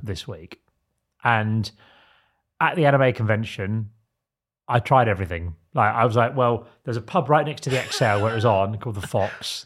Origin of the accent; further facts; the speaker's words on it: Isle of Sheppey, South East England, United Kingdom; I'm from the Isle of Sheppey